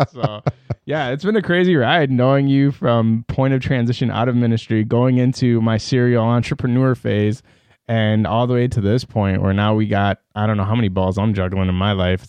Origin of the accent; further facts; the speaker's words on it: Iran; born there; moved away; So I don't want to get too crazy into it, but so I was born in the Islamic Republic of Iran. No terroristic affiliations to this day.